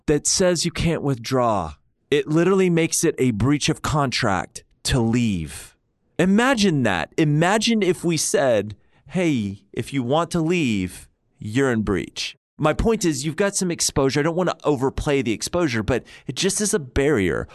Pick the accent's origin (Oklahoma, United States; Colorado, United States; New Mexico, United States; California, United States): Oklahoma, United States; I'm from Oklahoma.